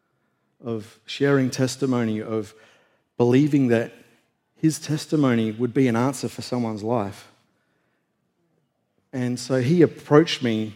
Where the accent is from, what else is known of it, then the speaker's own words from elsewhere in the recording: Australia; moved away; I was in the national weightlifting team back in Australia